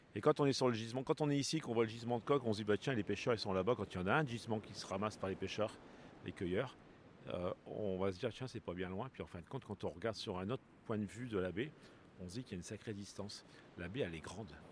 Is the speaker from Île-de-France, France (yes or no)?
no; Arras, Hauts-de-France, France; je suis natif d'Arras.